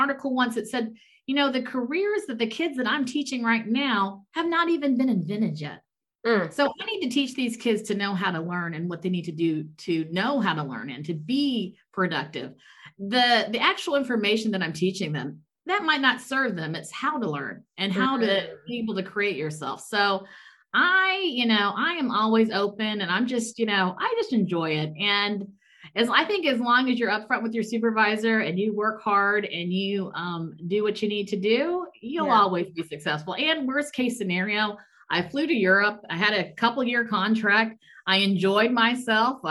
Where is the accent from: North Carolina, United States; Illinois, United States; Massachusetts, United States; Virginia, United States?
Virginia, United States; Hampton; moved away as an adult; also born or lived in Maryland / Saudi Arabia / Texas; now in Germany; us growing up in Hampton, Virginia